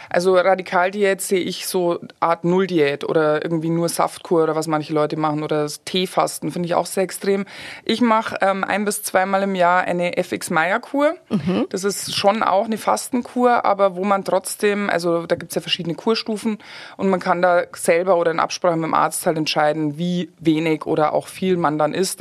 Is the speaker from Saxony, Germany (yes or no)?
no; Garmisch-Partenkirchen, Bavaria, Germany; moved away as an adult; now in Kitzbühel, Austria; ich bin, äh, geboren und aufgewachsen in Garmisch-Partenkirchen